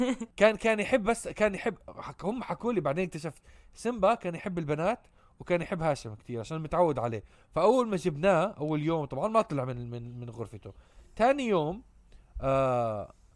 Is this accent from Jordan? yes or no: yes; Amman, Amman Governorate, Jordan; ربيت بعمان